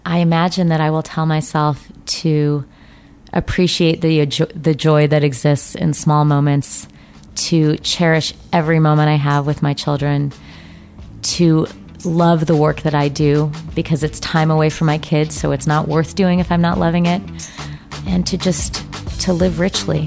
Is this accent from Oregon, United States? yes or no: no; Colorado, United States; I grew up in Colorado